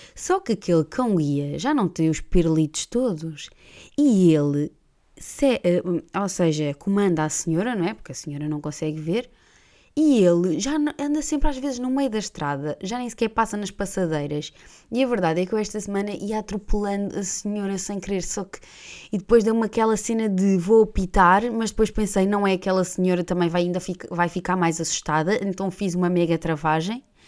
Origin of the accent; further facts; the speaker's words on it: Gaeiras, Centro, Portugal; now in Lisbon, Portugal; Eu sou natural de Gueiras, ou seja, que é uma terra, eu chamo-lhe eu chamo sempre a Terrinha, mas a verdade é que é uma vila e é a, hum, a vila mais desenvolvida dentro do Conselho uh, de Óbidos